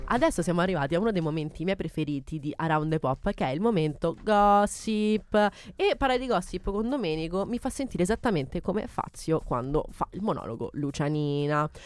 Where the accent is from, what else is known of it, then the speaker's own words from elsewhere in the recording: Gallese, Lazio, Italy; al mio paese, in provincia di Viterbo, che è gallese